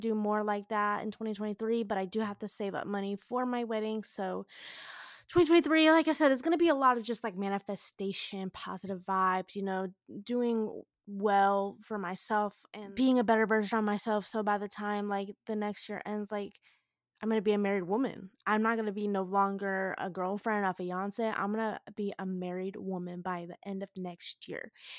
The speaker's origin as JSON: {"language": "English", "region": "the South", "country": "United States", "tie": "born or raised there", "said": "I grew up down in the South, went to school down in the South, literally lived out by the beach and everything."}